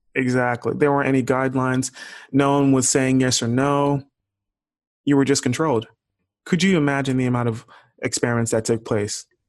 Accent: Houston, Texas, United States; I'm from Houston

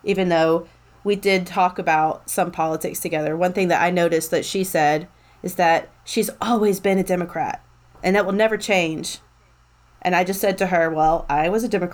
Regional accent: Tennessee, United States; I'm from Tennessee

